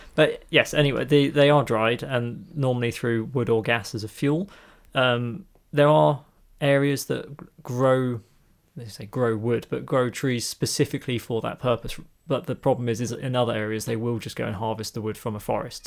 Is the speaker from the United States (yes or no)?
no; England, United Kingdom; we're English